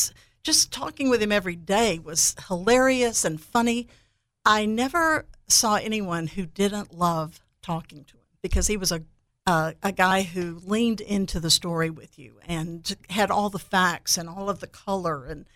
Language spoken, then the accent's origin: English; Heidelberg, Baden-Württemberg, Germany; born there; And I was born in Heidelberg, 7 brothers and sisters, and they were married all over Europe where my dad was stationed.